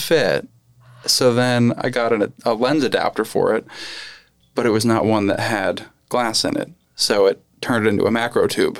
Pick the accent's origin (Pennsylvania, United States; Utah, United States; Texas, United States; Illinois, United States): Pennsylvania, United States; Lehigh Valley; also born or lived in New York; I, I grew up here in the Lehigh Valley